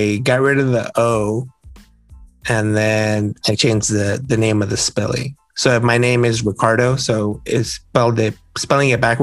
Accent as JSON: {"language": "English", "region": "Southern California", "country": "United States", "said": "I'm from Southern California"}